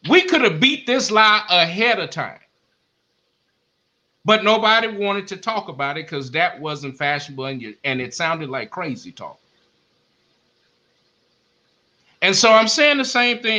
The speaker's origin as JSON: {"language": "English", "town": "Beaumont", "region": "Texas", "country": "United States", "moved": "yes", "said": "I'm from Beaumont. I ain't in Beaumont"}